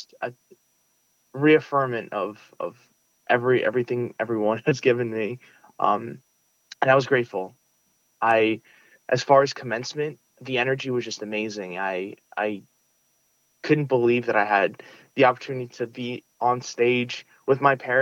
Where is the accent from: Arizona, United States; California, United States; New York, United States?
New York, United States; New York City; first language Russian; English is a second language; I grew up in Sunset Park, Brooklyn